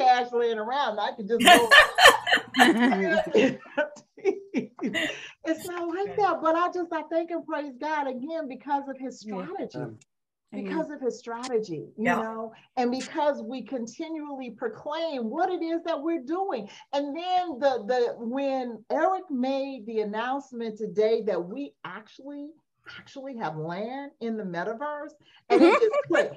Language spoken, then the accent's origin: English; Las Vegas, Nevada, United States; moved away as an adult; now in Atlanta, United States; I was watching my church service from Vegas because I'm from Vegas. So I'm only in Atlanta temporarily.